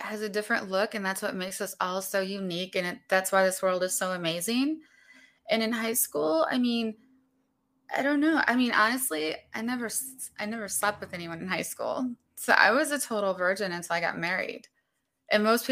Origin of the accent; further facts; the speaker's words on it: Berea, Ohio, United States; also born or lived in Chicago, Illinois; I actually grew up in Berea